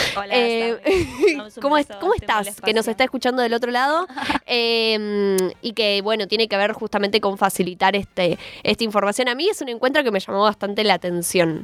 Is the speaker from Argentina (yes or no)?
yes; Argentina; necesitamos como Argentina